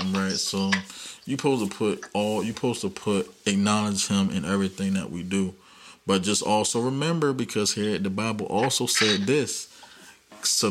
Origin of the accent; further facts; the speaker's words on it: United States; we're American. We're in America